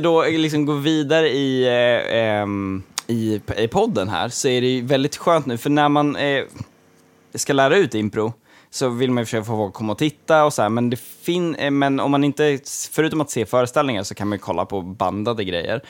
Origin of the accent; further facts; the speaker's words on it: Gotland, Sweden; som gotlänning